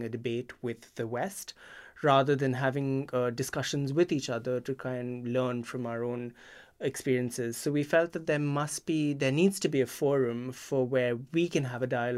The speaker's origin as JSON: {"language": "English", "country": "India", "tie": "born or raised there", "also_born_or_lived": "Singapore / Britain", "moved": "as an adult", "lives_now": "United Kingdom", "said": "So I grew up in India and then I moved to Singapore for my master's."}